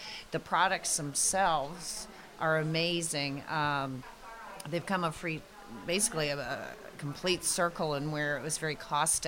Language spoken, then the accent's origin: English; Canada; moved away as an adult; now in Fredericksburg, United States; I'm from Canada